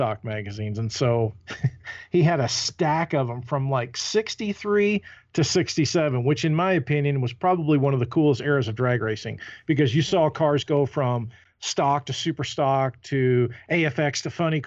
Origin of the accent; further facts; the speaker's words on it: Louisville, Kentucky, United States; I was born and raised in Louisville, Kentucky, the south end of Louisville